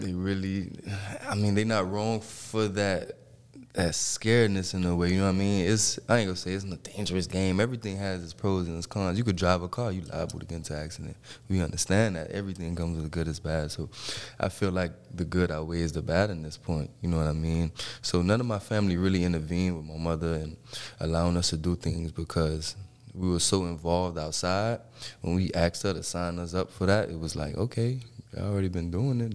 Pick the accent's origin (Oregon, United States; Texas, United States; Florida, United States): Florida, United States; Miami; I grew up in Miami Dade County